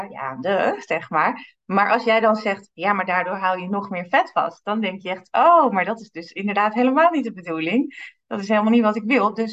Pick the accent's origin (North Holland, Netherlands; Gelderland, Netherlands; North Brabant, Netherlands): North Holland, Netherlands; Amsterdam; now in Diemen, Netherlands; Ik eh, ben geboren en getogen in Amsterdam. Ik woon in Diemen. Ik ben net 41 jaar geworden.